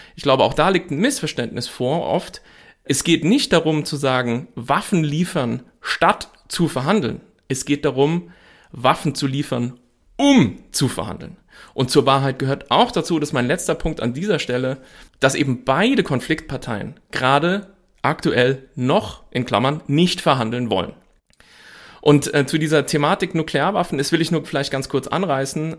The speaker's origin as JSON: {"language": "German", "country": "Germany", "said": "als Deutsche"}